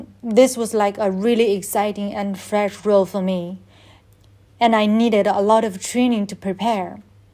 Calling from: Beijing, China; I'm in China, in Beijing.

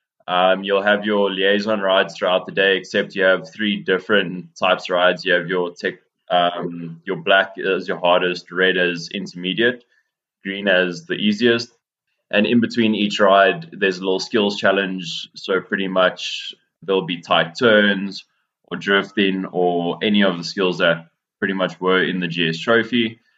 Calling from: Johannesburg, Gauteng, South Africa; I'm calling from Johannesburg at the moment.

